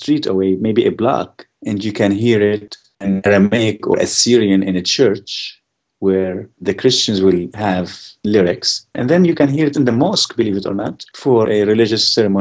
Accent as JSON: {"language": "English", "country": "Syria", "tie": "born or raised there", "also_born_or_lived": "Germany", "moved": "as an adult", "lives_now": "United States", "said": "I was born in Germany. I grew up in Syria until I was 18. And Then I came to this beautiful country on a full scholarship."}